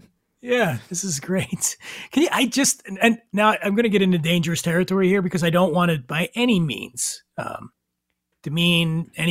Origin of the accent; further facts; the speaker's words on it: Philadelphia, Pennsylvania, United States; now in Los Angeles, United States; I'm from Philly. That's a city.